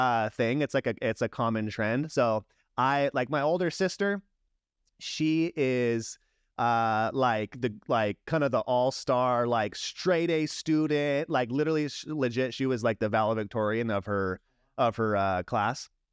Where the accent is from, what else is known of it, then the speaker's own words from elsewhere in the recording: San Diego, California, United States; also born or lived in Long Beach, California / Yuma, Arizona; when I was five, my family moved to San Diego